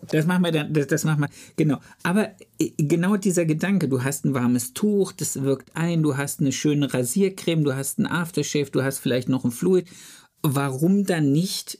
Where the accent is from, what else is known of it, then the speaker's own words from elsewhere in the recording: Germany; also born or lived in Ludwigsburg; bei uns in Deutschland